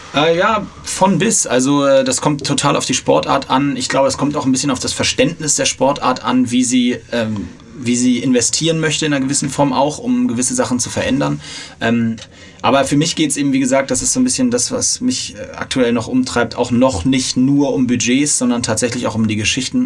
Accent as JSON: {"language": "German", "region": "Hamburg", "country": "Germany", "said": "für mich zugegebenermaßen als Hamburger"}